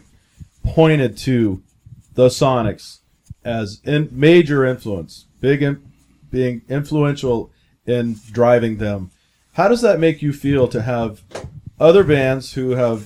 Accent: Tacoma, Washington, United States; just as kids growing up in Tacoma, people who are from Tacoma, we have a lot of pride

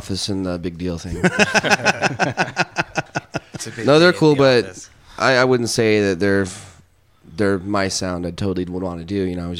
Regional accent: Bremerton, Washington, United States; I'm pretty much from around here too. I was born in Bremerton.

